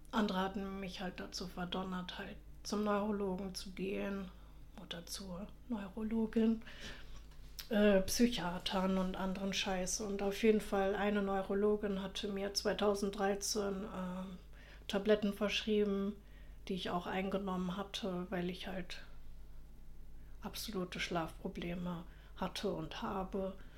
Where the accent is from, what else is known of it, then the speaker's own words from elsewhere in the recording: Germany; accent: German; ich schäme mich halt für meinen deutschen Akzent